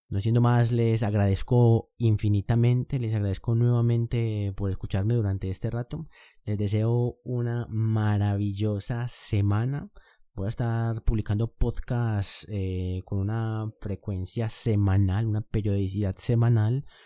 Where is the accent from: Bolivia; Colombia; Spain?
Colombia; yo soy de Colombia, vivo actualmente en Medellín, tengo 24 años